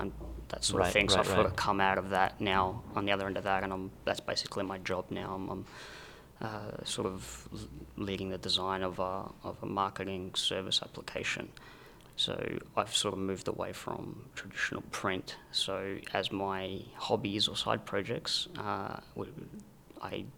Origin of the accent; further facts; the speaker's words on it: Adelaide, South Australia, Australia; moved away as an adult; also born or lived in Rome, Italy; now in Sydney, Australia; So I was born in Rome. I grew up in Adelaide from when I was very young, and I moved to Sydney after high school